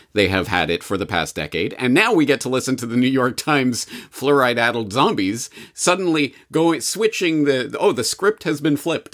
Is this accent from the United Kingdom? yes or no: no; Canada; as a Canadian